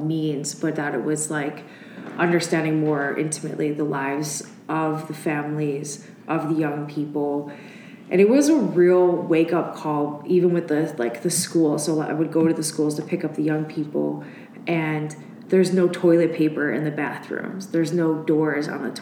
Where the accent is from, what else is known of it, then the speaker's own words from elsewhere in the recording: Chicago southwest suburbs, Illinois, United States; moved away as an adult; also born or lived in Oxford, Ohio; I'm from Chicago, suburbs, southwest suburbs, which was like rural when I was young until like junior high, and then it became more of like a suburb